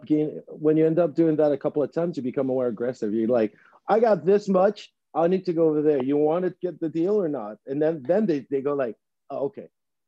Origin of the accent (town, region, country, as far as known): Montreal, Quebec, Canada; born or raised there; first language Spanish; English is a second language; also born or lived in Chile / Ottawa